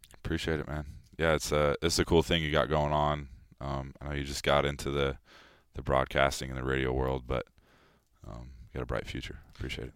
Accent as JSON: {"language": "English", "region": "California", "country": "United States", "tie": "born or raised there", "moved": "as an adult", "lives_now": "Philadelphia, United States", "said": "we grew up in California"}